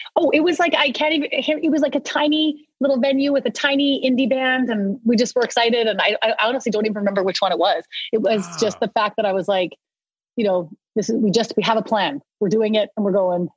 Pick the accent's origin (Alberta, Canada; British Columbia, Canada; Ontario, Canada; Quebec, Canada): British Columbia, Canada; Vancouver; also born or lived in Ottawa; I was born in Ottawa, but I actually grew up since I was two in Vancouver